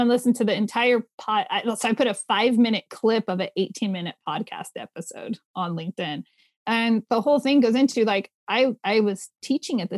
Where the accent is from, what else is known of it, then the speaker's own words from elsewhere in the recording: California, United States; moved away as an adult; now in inland Pacific Northwest, United States; I grew up in California